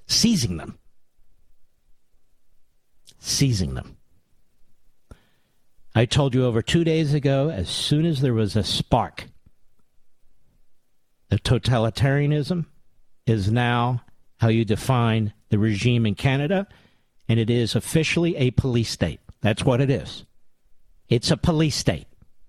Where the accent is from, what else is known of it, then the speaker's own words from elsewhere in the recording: Pennsylvania, United States; one that's particularly important and close to my heart is my home state of Pennsylvania